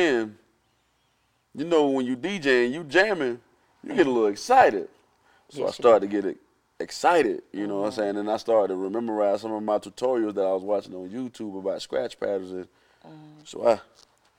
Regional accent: South Florida, United States; I'm from South Florida

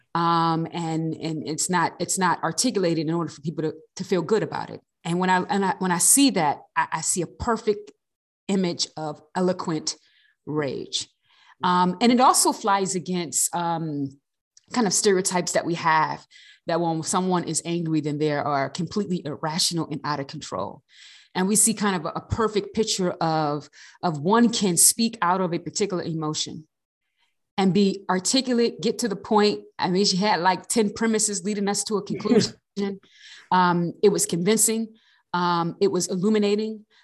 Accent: East Coast, United States; now in Riverside, United States; I'm originally from the East Coast

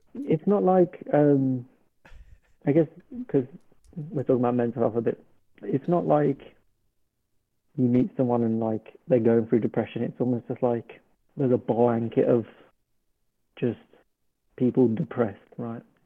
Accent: United Kingdom; also born or lived in Birmingham; I'm from the UK, so we're in GMT

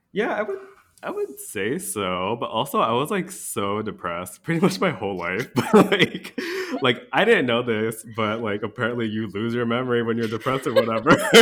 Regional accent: DMV area, United States; moved away as an adult; now in Wisconsin, United States; we both hail from the D M V area.

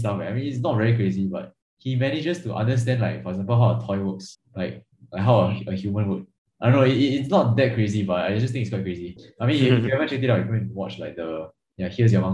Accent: Singapore; as a Singaporean

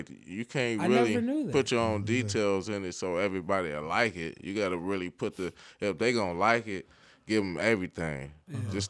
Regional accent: Detroit, Michigan, United States; and I'm from Detroit

